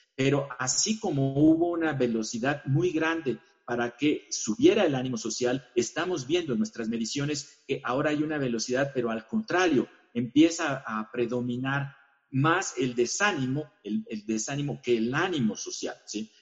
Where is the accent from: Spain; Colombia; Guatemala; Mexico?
Mexico; como mexicanos